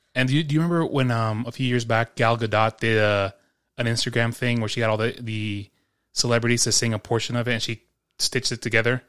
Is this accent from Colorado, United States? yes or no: no; New York, United States; Growing up in New York